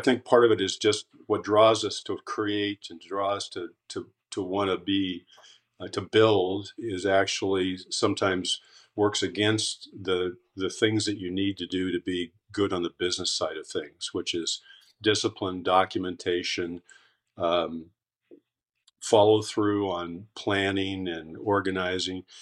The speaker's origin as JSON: {"language": "English", "town": "Caldwell", "region": "Idaho", "country": "United States", "tie": "born or raised there", "also_born_or_lived": "Twin Falls, Idaho", "moved": "as an adult", "said": "I was born in Twin Falls and um, grew up in Caldwell, uh, just outside of Boise"}